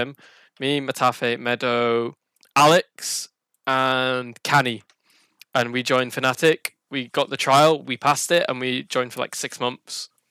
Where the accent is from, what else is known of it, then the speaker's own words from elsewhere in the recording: Burnley, North West England, United Kingdom; I'm from Burnley in uh, England. Not that many people have heard of it. It's a very small town uh, north of Manchester.